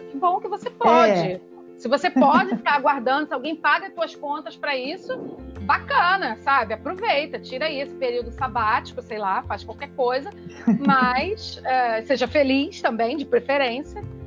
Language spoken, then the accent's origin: Portuguese; Rio de Janeiro, Brazil; Eu sou carioca suburbana, eu sou de Pilares, no Rio